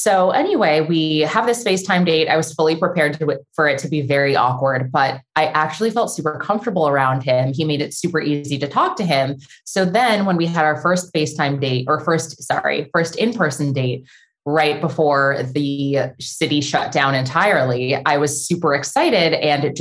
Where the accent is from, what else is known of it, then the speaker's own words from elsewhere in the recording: San Diego, California, United States; moved away as an adult; now in Los Angeles, United States; I live in Los Angeles. I grew up in San Diego, but have been in LA for like 13 years now